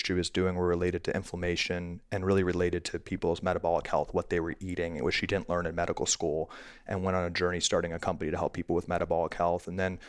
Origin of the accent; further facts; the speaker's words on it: Washington, District of Columbia, United States; I was born and raised in Washington, D.C., and always dreamed of being in politics.